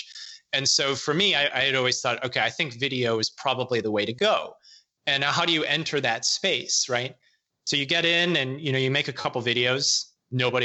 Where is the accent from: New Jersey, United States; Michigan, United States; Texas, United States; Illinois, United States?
Illinois, United States; moved away as an adult; grown up, born and raised in Illinois